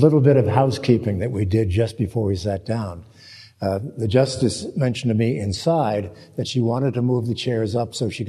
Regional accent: New Jersey, United States; I grew up in New Jersey.

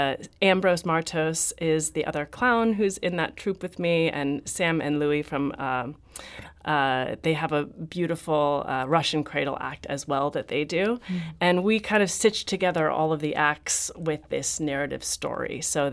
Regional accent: Haworth, Yorkshire and the Humber, United Kingdom; So I grew up in Haworth, and my mom and I ran a small business together as face painters.

